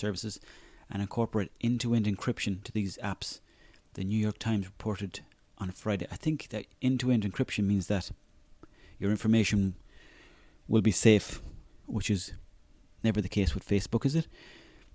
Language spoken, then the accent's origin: English; Mayo, Connacht, Ireland; I'm from Mayo